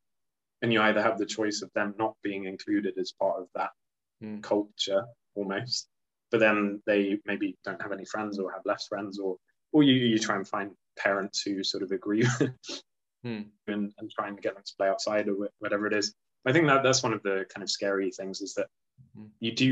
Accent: Luxembourg; as a child growing up in Luxembourg

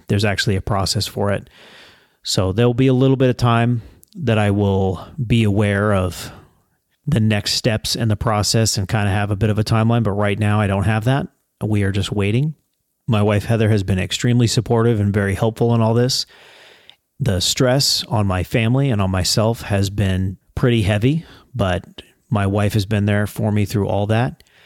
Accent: United States; as an American

